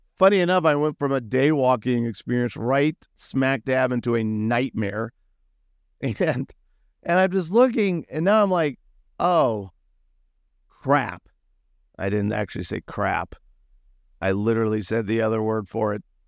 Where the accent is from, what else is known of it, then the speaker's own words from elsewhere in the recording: United States; I'm an American